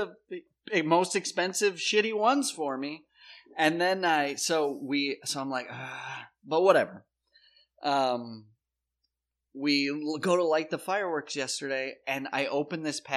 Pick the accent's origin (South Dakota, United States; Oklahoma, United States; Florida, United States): South Dakota, United States; moved away; I'm from South Dakota